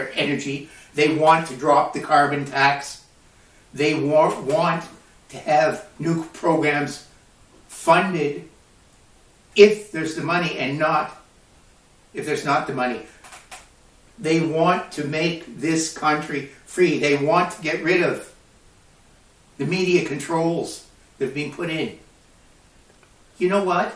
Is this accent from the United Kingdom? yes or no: no; Canada